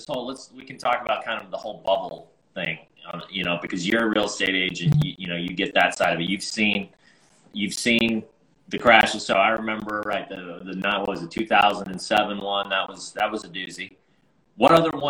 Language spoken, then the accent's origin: English; Winter Park, Florida, United States; I'm from Orlando, Florida, Winter Park, Florida